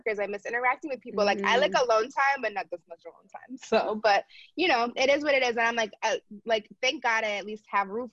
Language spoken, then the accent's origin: English; right outside of Baltimore, Maryland, United States; I'm from right outside of Baltimore, Maryland. That's where I grew up